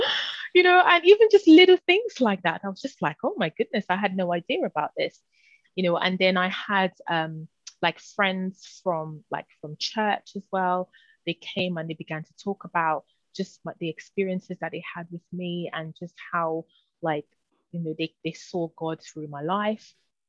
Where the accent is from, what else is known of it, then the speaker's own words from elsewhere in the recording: London, United Kingdom; growing up in London, and spiritually the climate can be quite tough